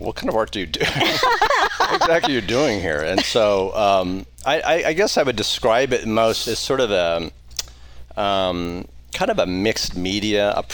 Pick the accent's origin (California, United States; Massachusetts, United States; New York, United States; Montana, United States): Montana, United States; Bozeman; moved away as an adult; also born or lived in Seattle area / North Idaho; now in Coeur d'Alene, United States; Born and raised in Bozeman, Montana